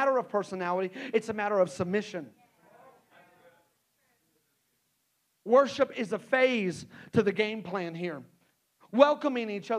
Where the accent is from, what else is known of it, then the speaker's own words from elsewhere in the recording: Texas, United States; also born or lived in Hot Springs, Arkansas; now in Rogers, United States; I grew up in Texas